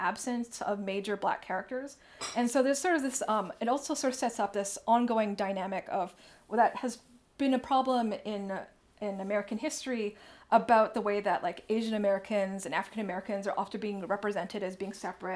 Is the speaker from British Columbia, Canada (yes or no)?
no; Toronto, Ontario, Canada; first language English; I'm from Canada. Well, this is a very important thing about me. I'm from Toronto.